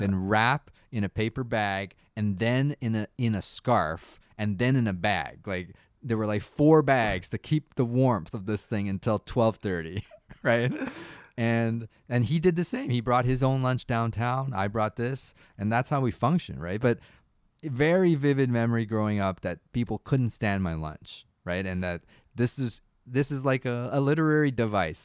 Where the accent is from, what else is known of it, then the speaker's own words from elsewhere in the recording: Toronto, Ontario, Canada; growing up in Toronto, like, I was a child of, like, first generation immigrants